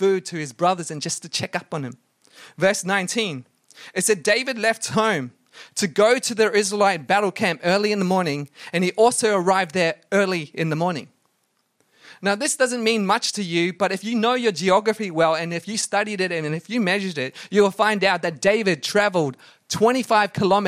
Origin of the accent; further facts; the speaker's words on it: Brisbane, Queensland, Australia; Inala. That's where I grew up in Brisbane